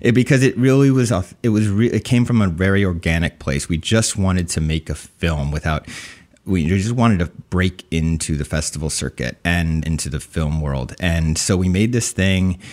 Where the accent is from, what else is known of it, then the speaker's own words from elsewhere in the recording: New Jersey, United States; also born or lived in Summit, New Jersey; I was born in Summit, New Jersey, raised in Central Jersey